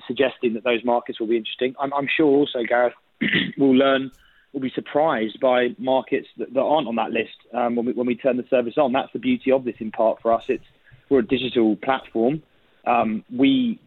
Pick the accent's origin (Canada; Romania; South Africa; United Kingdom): United Kingdom; now in United States; speaking as a Brit abroad